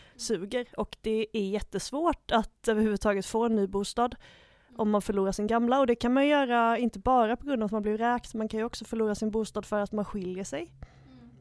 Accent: Gothenburg, Västra Götaland, Sweden; min uh, titel som göteborgare

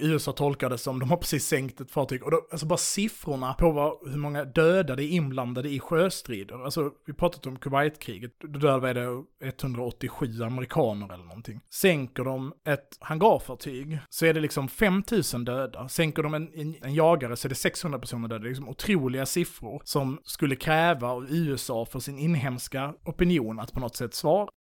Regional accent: Sweden; vi är svenskar

